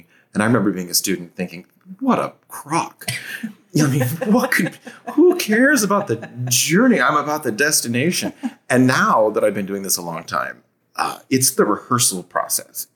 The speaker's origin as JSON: {"language": "English", "town": "Seattle", "region": "Washington", "country": "United States", "also_born_or_lived": "Columbus, Ohio", "moved": "as an adult", "lives_now": "Savannah, United States", "said": "I'm actually from the Seattle area"}